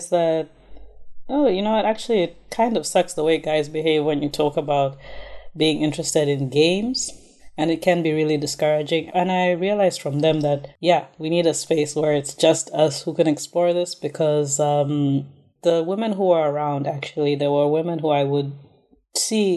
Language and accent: English; Zambia; now in South Africa; I'm originally from Zambia, though I study in South Africa.